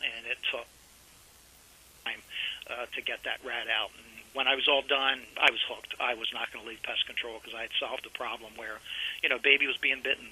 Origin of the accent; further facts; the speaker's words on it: Lewes, Delaware, United States; My hometown is actually Lewis, Delaware, which is a shore town down in the eastern shore of Delaware.